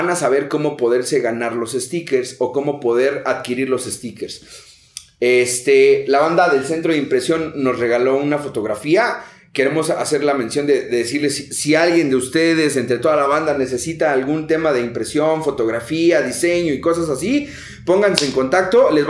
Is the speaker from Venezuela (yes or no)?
no; Naucalpan de Juárez, State of Mexico, Mexico; Yo soy orgullosamente de Naucalpan de Juárez.